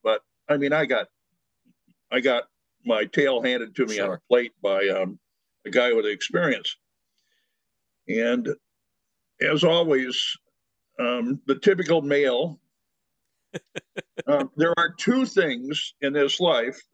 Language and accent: English; United States; being an American male